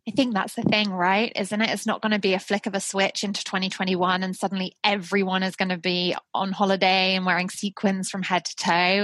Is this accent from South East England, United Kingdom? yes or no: yes; Isle of Wight, South East England, United Kingdom; moved away; being born and raised on the Isle of Wight